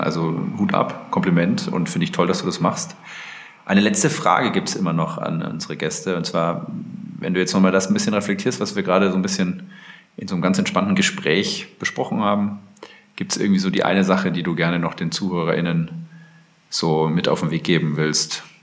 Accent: Germany; als Deutscher

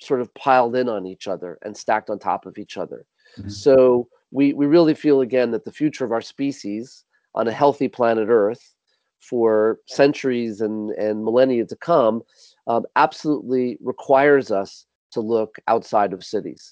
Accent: New York City, New York, United States; I grew up mm-hmm. in Manhattan. I grew up in New York City

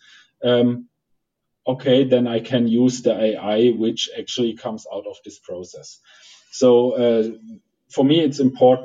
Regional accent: Germany; English is a second language; I'm German, I'm coming from Germany

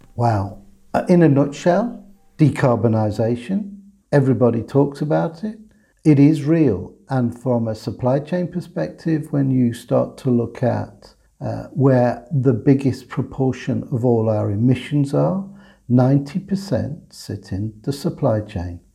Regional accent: England, United Kingdom; I'm an English guy, but I'm an English guy that had a German mother by birth, a Latvian father, by adoption, a Welsh father, whose grandfather was Dutch

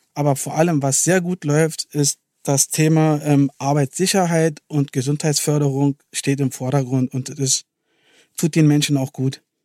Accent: Berlin, Germany; wir als Berliner und Siemens-Indianer sind stolz darauf, dass wir den Campus hier in Berlin haben

